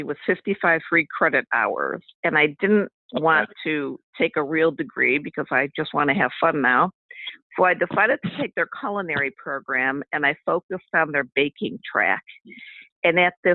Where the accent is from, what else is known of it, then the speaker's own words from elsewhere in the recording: Cleveland, Ohio, United States; I'm from Cleveland, Ohio, and I was raised in a big family. I'm number 10 of 11